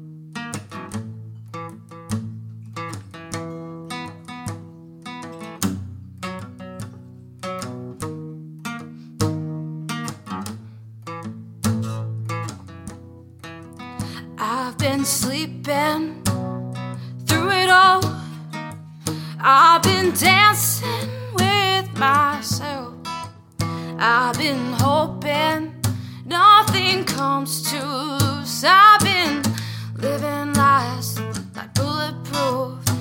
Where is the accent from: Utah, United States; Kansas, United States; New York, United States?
New York, United States; Huntington; moved away as an adult; I am from New York. I'm from Long Island, from Huntington